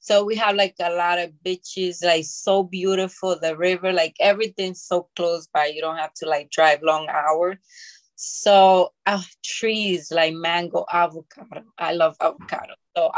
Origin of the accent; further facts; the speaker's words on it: Bronx, New York, United States; also born or lived in Dominican Republic; Yes, I was born in the Dominican Republic, and then I came to the Bronx when I was 11 years old. And I grew up in there with my parents.